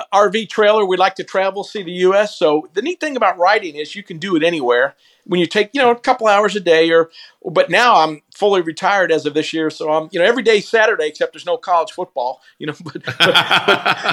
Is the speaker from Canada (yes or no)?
no; Virginia, United States; now in New Braunfels, United States; I grew up in Virginia, so Civil War history was my first passion.